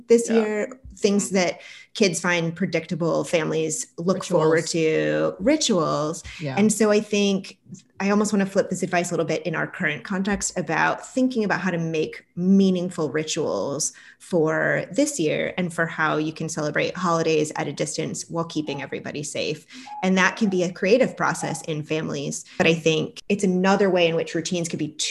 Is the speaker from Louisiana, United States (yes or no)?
no; Syracuse, New York, United States; I grew up in Syracuse, New York